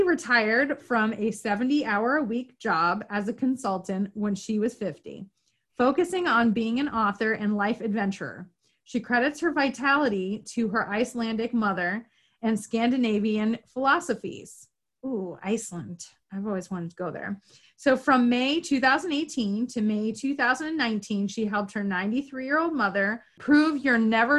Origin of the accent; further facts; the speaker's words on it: New York, United States; also born or lived in Florida; I'm from Northern New York originally, but I lived in Florida for a little while.